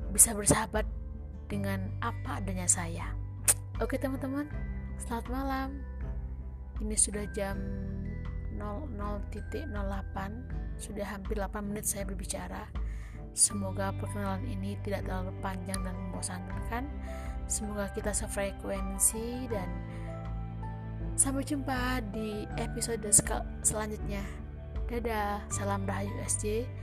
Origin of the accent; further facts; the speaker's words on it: Java, Indonesia; accent: Javanese; dialek saya terkesan seperti dialeknya orang Jawa karena memang saya juga orang Jawa gitu ya